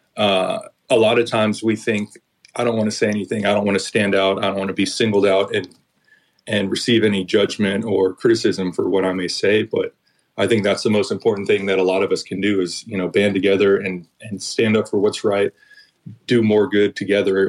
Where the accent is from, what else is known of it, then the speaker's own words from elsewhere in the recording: Oakland, California, United States; my hometown team of the Oakland A's